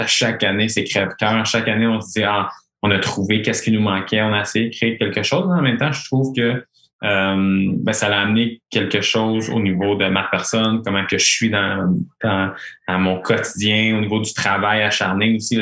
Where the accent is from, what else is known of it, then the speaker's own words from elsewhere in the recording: Quebec, Canada; Saskatchewan, euh, ma première année, j'étais le seul Québécois